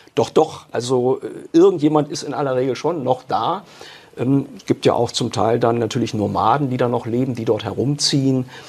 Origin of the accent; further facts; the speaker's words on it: Germany; bei uns in Deutschland